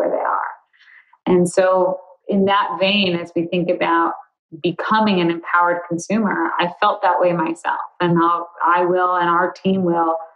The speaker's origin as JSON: {"language": "English", "town": "Chicago", "region": "Illinois", "country": "United States", "tie": "born or raised there", "said": "I live in Chicago. I grew up in Chicago"}